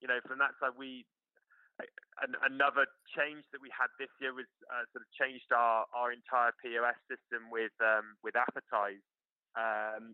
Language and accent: English; United Kingdom; moved away as an adult; now in United States; I suppose as a Brit